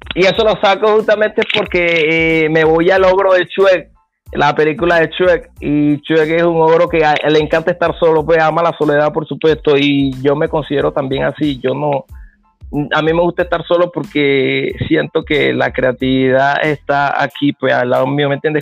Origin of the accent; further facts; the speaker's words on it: Venezuela; Nosotros somos de Carupa